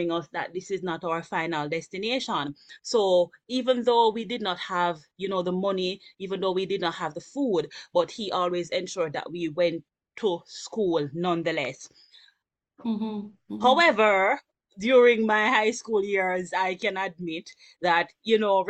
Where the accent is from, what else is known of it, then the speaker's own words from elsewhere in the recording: Kingston, Jamaica; I grew up in the Mountain View community, from Mountain View to the Greenwich Town community